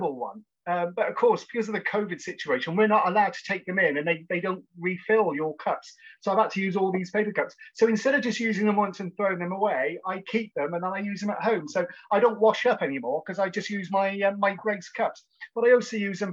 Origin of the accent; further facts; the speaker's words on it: Cheltenham, South West England, United Kingdom; I was born and raised in Cheltenham in Gloucestershire